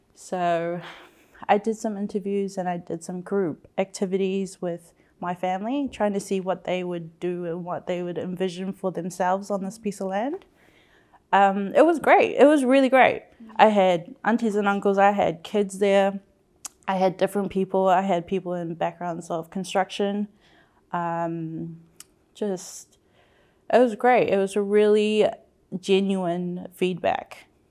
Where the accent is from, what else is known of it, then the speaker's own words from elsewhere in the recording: Auckland, New Zealand; I am second generation, born and raised in South Auckland